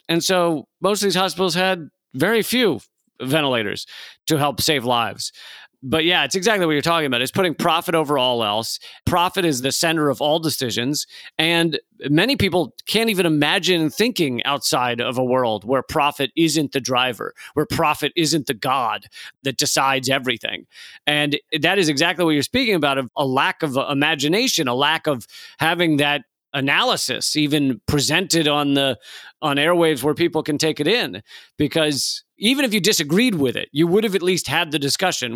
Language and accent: English; United States; I'm an American living in America.